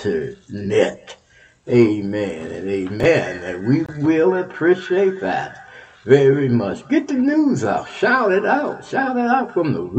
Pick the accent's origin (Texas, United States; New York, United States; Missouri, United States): Texas, United States; Texas, my home state, Texas